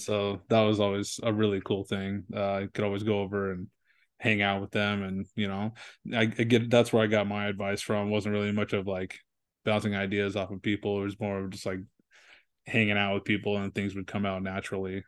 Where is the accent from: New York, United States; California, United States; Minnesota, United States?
California, United States; San Diego; I was born in San Diego